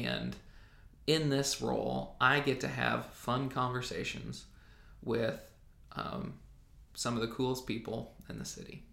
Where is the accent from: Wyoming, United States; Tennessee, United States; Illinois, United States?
Illinois, United States; Southern; moved away as an adult; now in Jackson, United States; I grew up in Southern Illinois